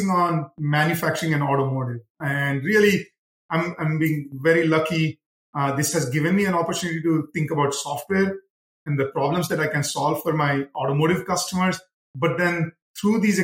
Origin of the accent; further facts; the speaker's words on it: India; moved away as an adult; now in Detroit area, United States; And I grew up in India, which was like the 1980s India.